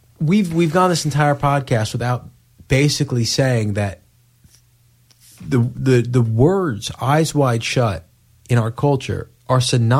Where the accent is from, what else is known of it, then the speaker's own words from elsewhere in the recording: New York, United States; I'm from the area, so I know, sure. How cheesy that area is.